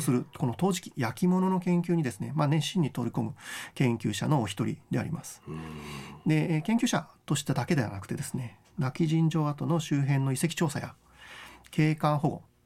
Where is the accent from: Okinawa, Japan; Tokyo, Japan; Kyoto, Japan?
Okinawa, Japan; Nago; 僕と同郷の名護市の出身